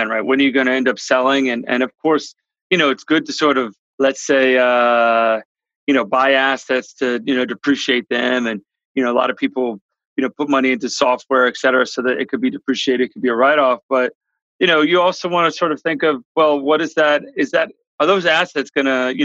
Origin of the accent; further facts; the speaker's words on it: New York, United States; moved away as an adult; also born or lived in South America; I'm from New York originally